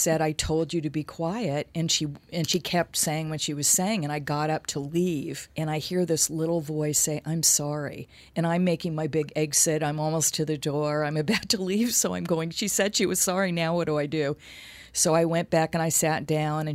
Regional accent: Los Angeles, California, United States; I grew up in L.A.

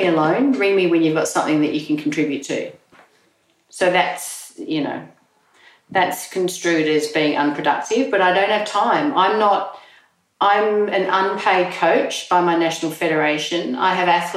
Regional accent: Australia; born or raised there; also born or lived in England

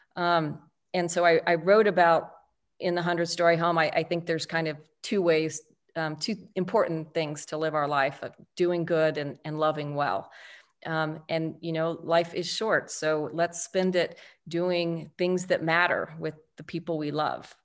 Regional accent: El Paso, Texas, United States; I was raised in El Paso, Texas, one of three daughters

